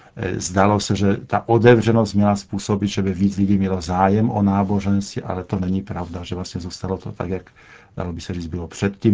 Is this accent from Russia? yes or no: no; Poland; Czech is a second language; now in Czech Republic